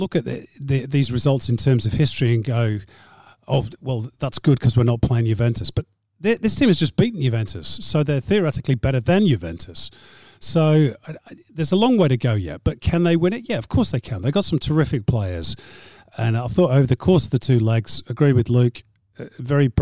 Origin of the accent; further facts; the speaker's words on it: Manchester, North West England, United Kingdom; moved away as an adult; now in Australia; I'm from Manchester. I grew up a City fan